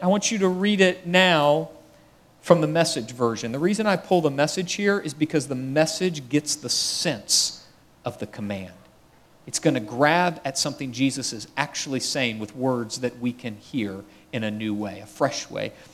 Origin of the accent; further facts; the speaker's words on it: United States; I'm American